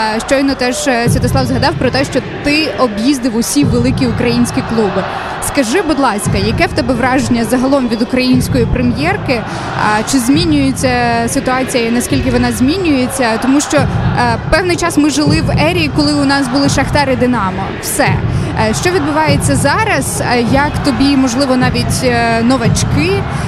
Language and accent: Ukrainian; Rivne, Rivne Oblast, Ukraine; я з Рівного, я дуже вболіваю за Рівненський верес